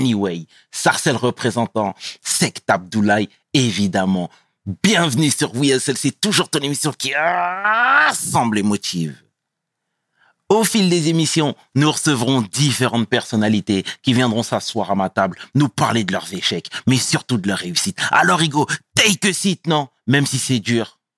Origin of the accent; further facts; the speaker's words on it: Meaux, Île-de-France, France; je suis originaire de Meaux